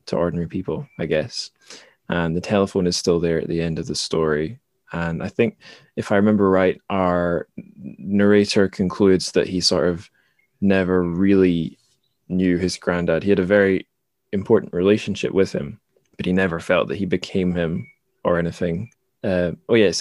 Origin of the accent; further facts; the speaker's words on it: Dundee, Scotland, United Kingdom; moved away; my home suburb in my hometown of Dundee